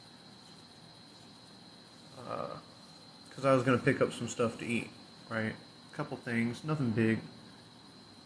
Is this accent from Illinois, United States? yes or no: yes; Illinois, United States; here in my hometown, in Illinois